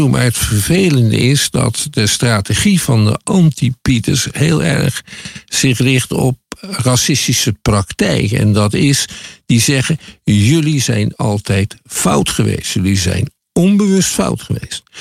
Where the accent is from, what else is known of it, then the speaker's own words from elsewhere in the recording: Netherlands; als Nederlander, als witte Nederlander